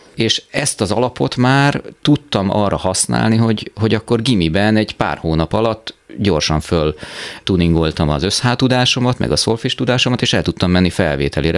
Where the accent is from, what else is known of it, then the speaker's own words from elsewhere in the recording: Szolnok, Jász-Nagykun-Szolnok, Hungary; also born or lived in Szentes / Taszár / Budapest; Én Szolnokon töltöttem el 18 évet a, az életemből